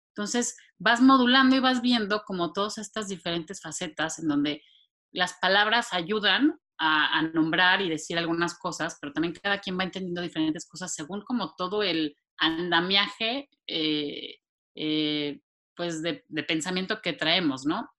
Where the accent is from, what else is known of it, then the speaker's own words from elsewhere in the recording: Mexico City, Mexico; moved away as an adult; now in San Antonio, United States; soy originaria de la Ciudad de México. Eh, ahí nací, crecí y viví pues, toda mi vida antes